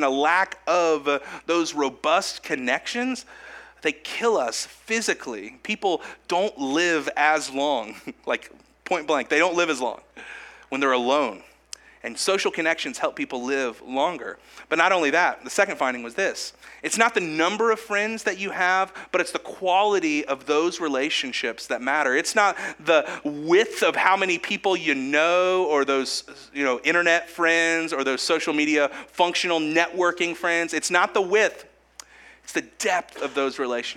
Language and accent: English; Kokomo, Indiana, United States; Because I'm from Howard County, from Kokomo. I've been here my whole life